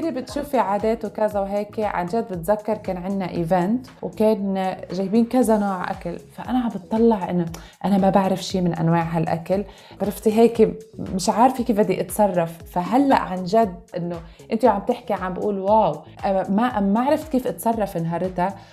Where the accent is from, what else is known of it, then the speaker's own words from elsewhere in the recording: Lebanon; now in United Arab Emirates; انا صار عندي هيدي الكالتشر شوك اذا فينا نسميها لما نقلت من لبنان على الامارات